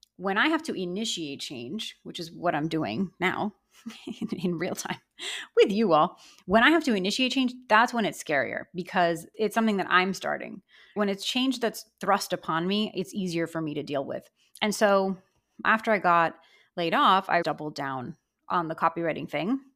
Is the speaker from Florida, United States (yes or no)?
yes; Miami, Florida, United States; I grew up in Miami.